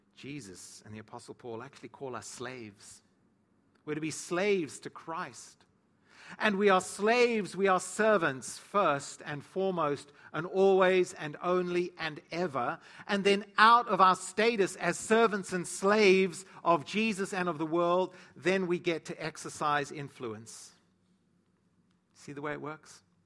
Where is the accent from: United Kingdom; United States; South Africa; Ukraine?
South Africa; moved away; growing up in South Africa, or in Africa